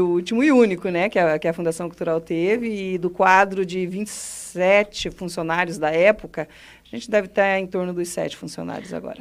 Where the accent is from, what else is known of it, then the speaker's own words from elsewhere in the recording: Mato Grosso, Brazil; moved away as an adult; also born or lived in Cascavel, Paraná / Roraima; now in Foz do Iguaçu, Brazil; fui com o povo lá para o Mato Grosso